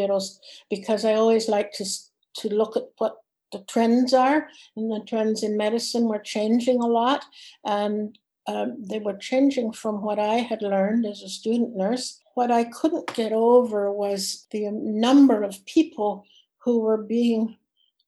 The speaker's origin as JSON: {"language": "English", "country": "Canada", "said": "I was from Canada"}